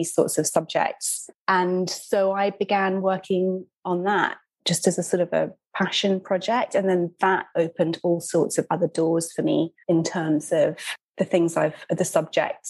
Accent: United Kingdom; moved away as an adult; also born or lived in Brooklyn, New York; now in New York, United States; I'm a British writer and author. I'm based in Brooklyn, New York. I've been here almost 10 years.

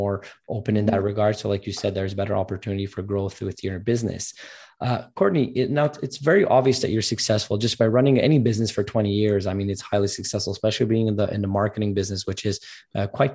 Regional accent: Montreal, Quebec, Canada; I'm actually from Montreal, so just a bit north of New York, a 6-hour drive in Canada.

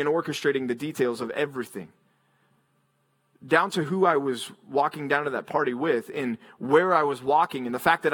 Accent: Texas, United States; moved away as an adult; also born or lived in Philadelphia, Pennsylvania / Memphis, Tennessee; I grew up in Texas

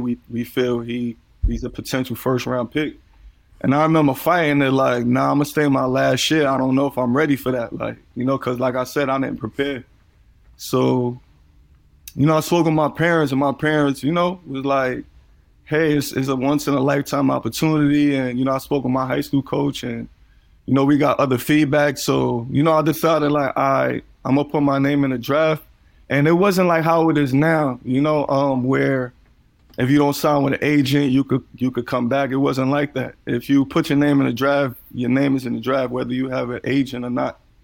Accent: New York City, New York, United States; growing up in Coney Island

